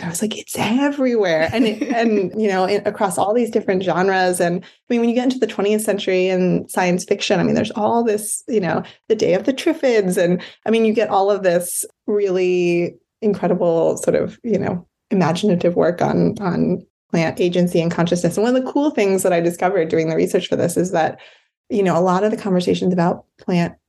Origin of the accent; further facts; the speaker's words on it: Amherst, Massachusetts, United States; I grew up in Amherst